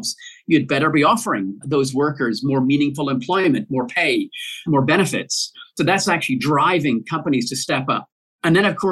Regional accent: Glasgow, Scotland, United Kingdom; my hometown in Glasgow in Scotland

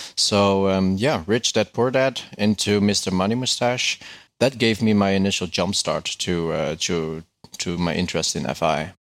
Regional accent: Netherlands; I'm from the Netherlands.

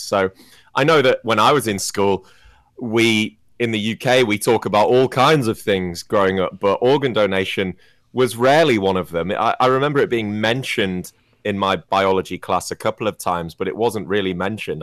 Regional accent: England, United Kingdom; I wasn't brought up in Wales, I was brought up in England

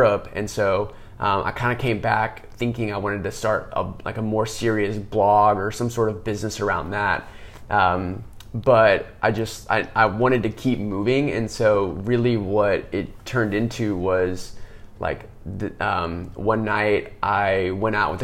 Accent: Austin, Texas, United States; growing up in Austin

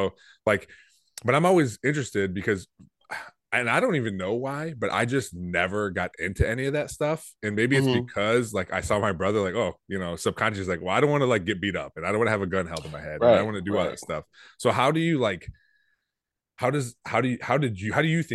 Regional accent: Toledo, Ohio, United States; I grew up in Toledo

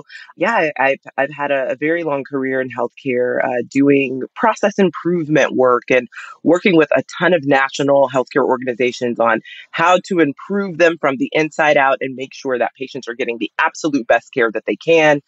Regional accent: Texas, United States; I'm a Texan, so that Cholula, I can leave.

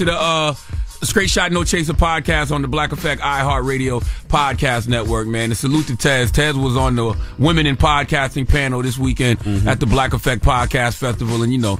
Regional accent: South Carolina, United States; Yeah, because I'm from South Carolina, so the DJ for Pure Pain was DJ B-Lord. And he was from South Carolina

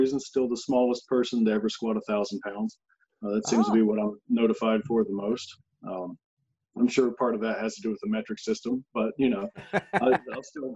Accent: North Carolina, United States; moved away as an adult; now in East Tennessee, United States; I originally grew up in North Carolina, which is just one state over, in a very similar area. It's pretty rural in general, small town

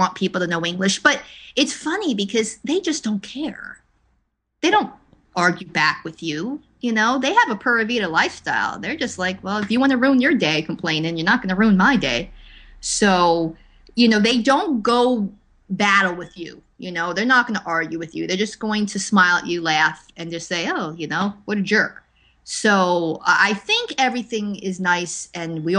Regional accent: Linden, New Jersey, United States; moved away as an adult; You know, it's like that joke of New Jersey is where I grew up

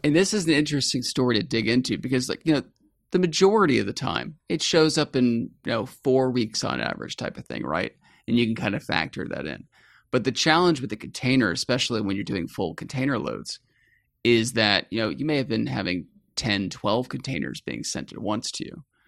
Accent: Atlanta, Georgia, United States; I grew up in the suburbs of Atlanta, Georgia

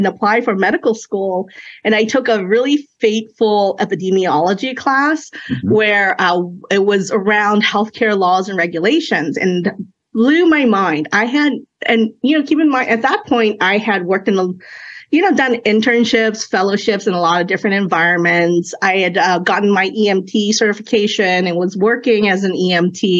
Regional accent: Oakland, California, United States; first language Cantonese; English is a second language; also born or lived in China; we emigrated here when I was 2 years old. And I remember, you know, being young, being a transplant, living in Oakland off of Fruitvale

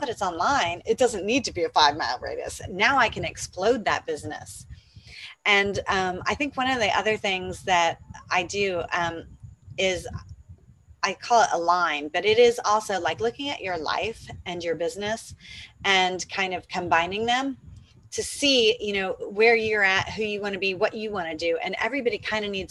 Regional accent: Atlanta, Georgia, United States; moved away as an adult; now in Panama; I'm from Atlanta, Georgia

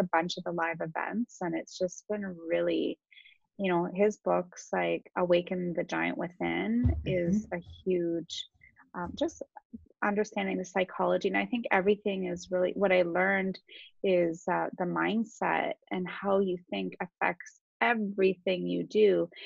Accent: Waterloo, Ontario, Canada; also born or lived in Toronto; I actually grew up in Waterloo

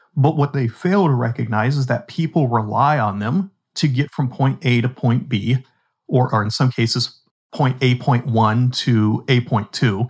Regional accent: Pittsburgh, Pennsylvania, United States; Pittsburgh, you know, my hometown.

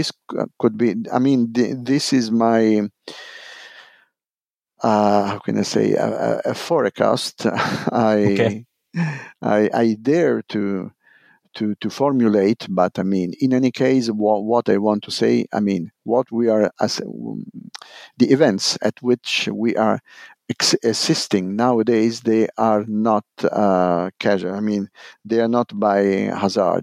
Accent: Italy; English is a second language

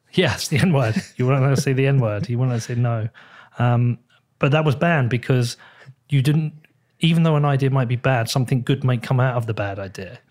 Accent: United Kingdom; as a British person

